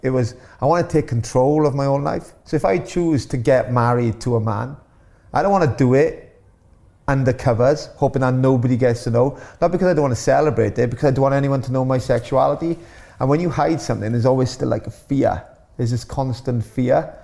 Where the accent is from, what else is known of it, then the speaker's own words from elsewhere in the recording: Wales, United Kingdom; being born Welsh